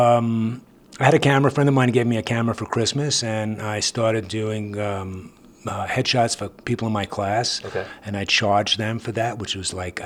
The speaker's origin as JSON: {"language": "English", "region": "New York", "country": "United States", "accent": "New York", "said": "I come from New York"}